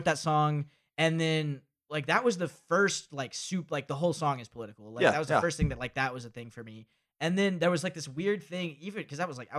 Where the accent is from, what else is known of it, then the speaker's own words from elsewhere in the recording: Rome, Georgia, United States; also born or lived in Athens, Georgia; Oh, so I grew up in Rome, Georgia.